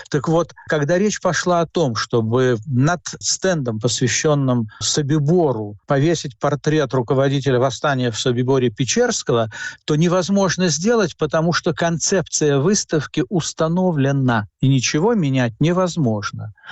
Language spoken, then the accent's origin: Russian; Latvia; Вот я всегда родился я в Латвии, жил в в Латвии, учился там и так далее.